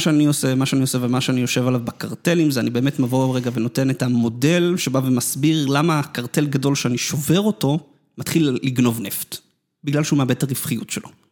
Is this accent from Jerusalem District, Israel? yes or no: no; Netanya, Central District, Israel; אני נולדתי בדרום נתניה